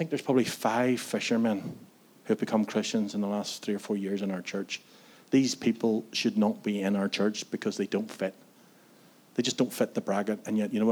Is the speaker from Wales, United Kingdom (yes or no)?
no; Antrim, Northern Ireland, United Kingdom; I was one of those young people in my hometown in Antrim